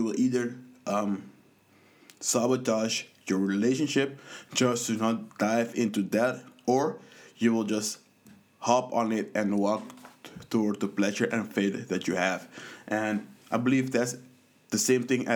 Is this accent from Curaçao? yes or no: yes; Curaçao; I grew up in the Caribbean on a small island in Curaçao